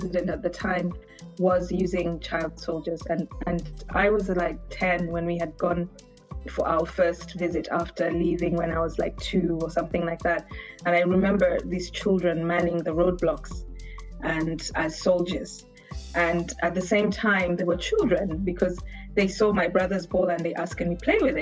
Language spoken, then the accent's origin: English; Zambia; moved away; also born or lived in Uganda / Geneva, Switzerland; We lived in Zambia because of the political situation at the time in Uganda. So I grew up in Zambia